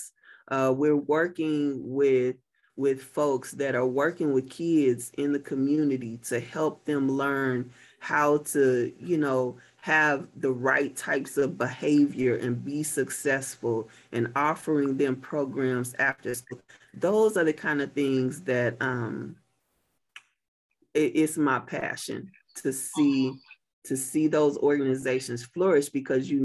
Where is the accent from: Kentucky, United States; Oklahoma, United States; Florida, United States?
Oklahoma, United States; Muskogee; now in Tulsa, United States; I'm really an …